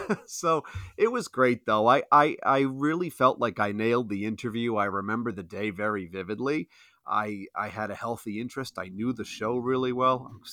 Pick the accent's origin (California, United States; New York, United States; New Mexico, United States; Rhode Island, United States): Rhode Island, United States; Providence; I'm just from Providence